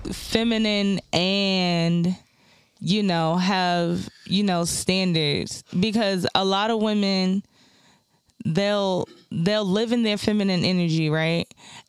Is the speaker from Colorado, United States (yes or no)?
no; North Carolina, United States; I'm from North Carolina.